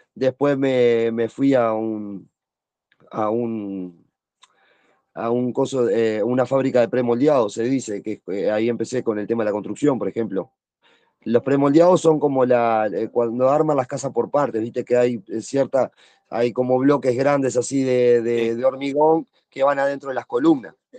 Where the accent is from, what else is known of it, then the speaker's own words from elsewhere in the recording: Montevideo, Uruguay; nací en Montevideo